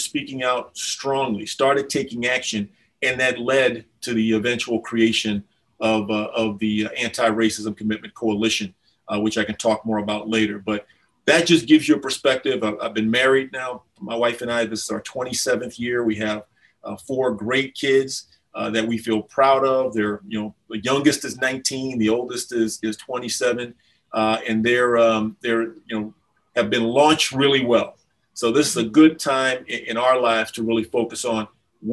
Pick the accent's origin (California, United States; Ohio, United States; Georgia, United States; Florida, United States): Florida, United States; Key West; now in Minnesota, United States; I'm originally from Key West, Florida. So although I live in Minnesota now in the United States